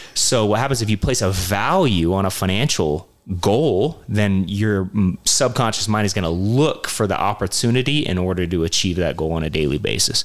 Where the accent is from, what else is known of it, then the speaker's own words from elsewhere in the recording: St. George, Utah, United States; growing up in St. George, I moved here when I was 12